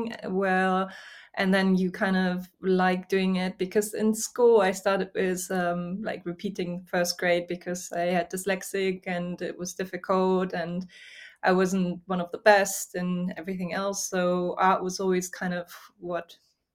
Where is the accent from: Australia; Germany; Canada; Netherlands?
Germany; Hamburg; moved away as an adult; also born or lived in Louisiana, United States / United Kingdom; now in France; I am German. So I grew up near Hamburg.